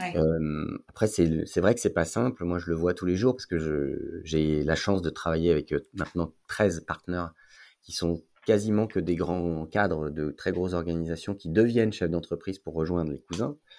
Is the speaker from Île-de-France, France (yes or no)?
yes; Paris, Île-de-France, France; moved away as an adult; also born or lived in Lyon / Marseille; now in Aix-en-Provence, France; Je suis parisien, de naissance, oui. Paris 16